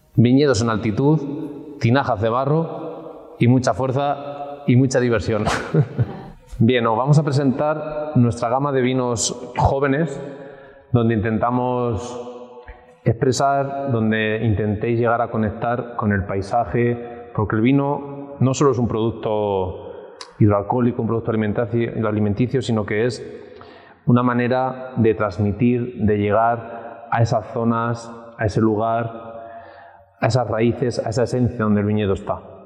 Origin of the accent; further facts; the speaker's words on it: Villarrobledo, Castilla-La Mancha, Spain; Hoy en concreto estamos en, en Villarroledo, mi tierra